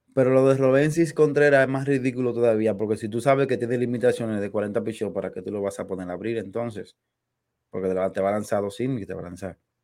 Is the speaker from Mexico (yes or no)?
no; Dominican Republic